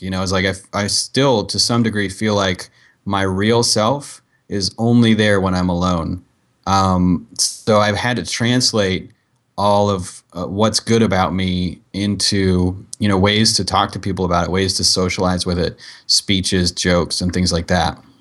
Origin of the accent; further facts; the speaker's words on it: Dayton, Ohio, United States; moved away; also born or lived in San Diego; I was from Dayton, Ohio